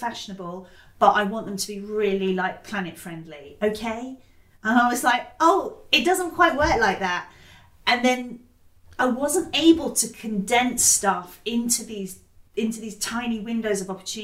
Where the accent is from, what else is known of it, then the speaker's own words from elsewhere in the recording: Totnes, South West England, United Kingdom; I grew up partly in Totnes in Devon, which is like deeply ecological